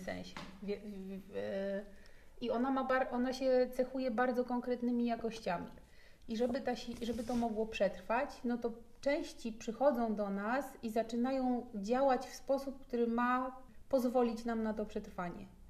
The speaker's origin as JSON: {"language": "Polish", "region": "Podlaskie Voivodeship", "country": "Poland", "tie": "born or raised there", "said": "po pierwsze się wychowywałam na Podlasiu i tam się zbudowała moja gigantyczna więź z naturą"}